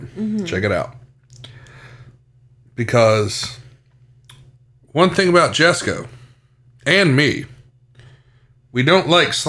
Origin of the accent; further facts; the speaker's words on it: Beckley, West Virginia, United States; my hometown of Beckley.